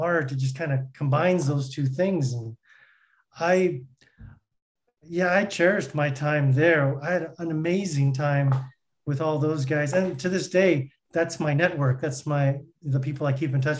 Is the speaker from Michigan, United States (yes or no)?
no; Southern California, United States; I was born and raised here in Southern California